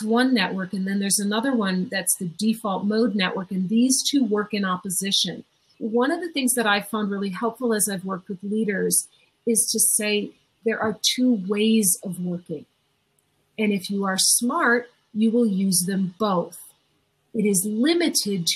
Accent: Minnesota, United States; I'm from Minnesota

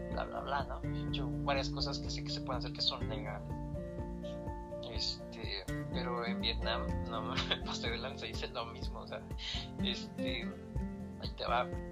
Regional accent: Querétaro, Mexico; also born or lived in State of Mexico; soy un adoptado queretano mexiquense, o sea, aquí crecí desde mis siete años

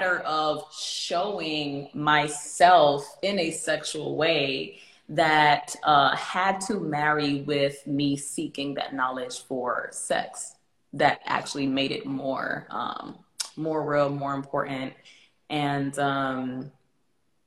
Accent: Miami, Florida, United States; I grew up in Miami

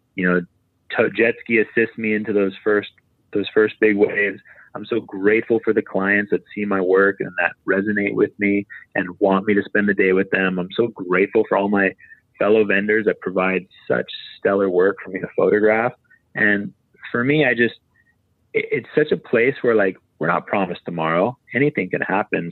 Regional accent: Maui, Hawaii, United States; I'm from Maui, I'm a photographer.

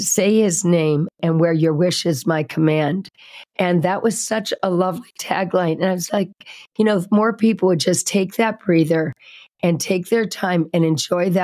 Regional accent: Indianapolis, Indiana, United States; now in Sedona, United States; I grew up in Indianapolis, Indiana, where all the nice people are

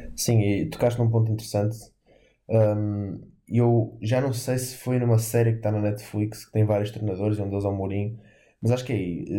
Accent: Portugal; como português

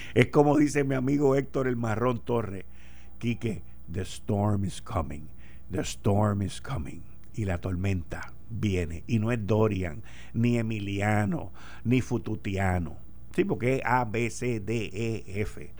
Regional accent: Puerto Rico

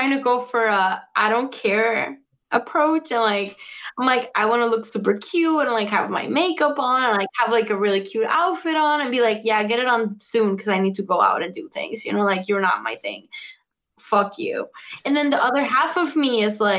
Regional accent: Mexico; now in Chicago, United States; because Mexicans, that's the way we deal.

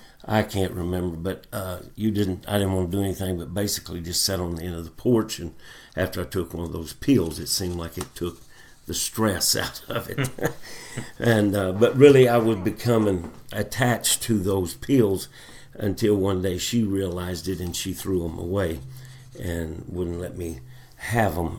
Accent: Fort Smith, Arkansas, United States; I was born and raised in Fort Smith, Arkansas

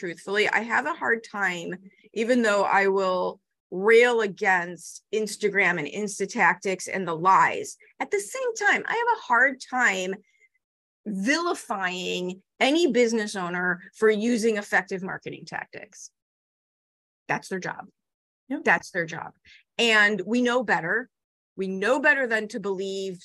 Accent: Chicago, Illinois, United States; I'm 5 feet tall and I grew up in Chicago.

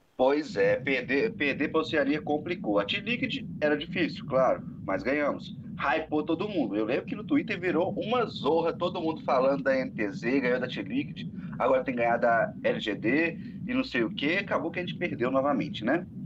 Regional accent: Brazil; eu sou brasileiro

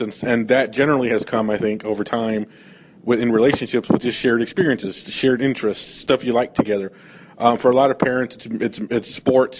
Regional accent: California, United States; I grew up in California

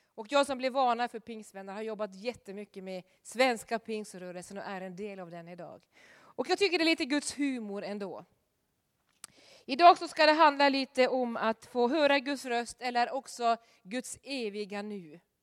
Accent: Norway; moved away; hemma i Norge

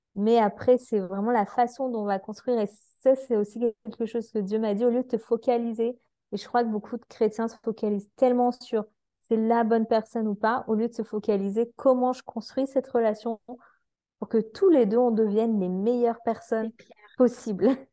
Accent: France; en tant que Français

